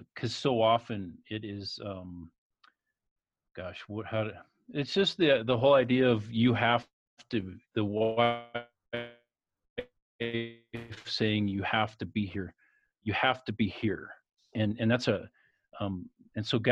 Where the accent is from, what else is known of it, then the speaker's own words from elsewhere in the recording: White Salmon, Washington, United States; now in Colorado, United States; I grew up just 20 miles downstream on the Washington side, White Salmon